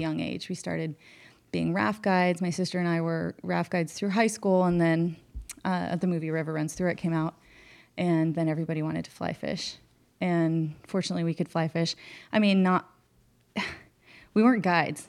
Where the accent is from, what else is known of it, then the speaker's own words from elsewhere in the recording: West Glacier, Montana, United States; we grew up on the Middle Fork and the North Fork of the Flathead up in Northwest Montana